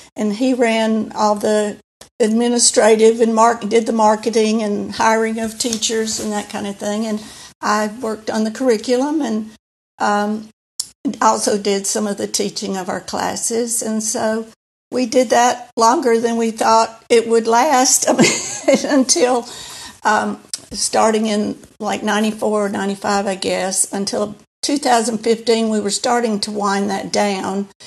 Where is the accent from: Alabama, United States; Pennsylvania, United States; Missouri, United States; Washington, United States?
Alabama, United States; moved away as an adult; also born or lived in Singapore / New York / South Florida / St. Louis; we came to, uh, back to Alabama, back to me. Uh, was home for me